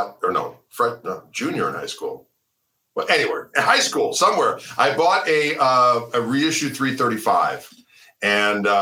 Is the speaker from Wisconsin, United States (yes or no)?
yes; Wauwatosa, Wisconsin, United States; I grew up in Wauwatosa.